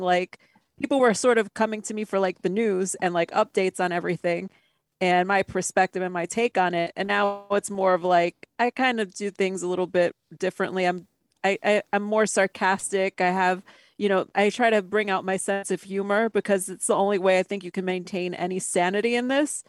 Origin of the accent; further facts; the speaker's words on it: New York, United States; I'm from New York. I was a child of the 90s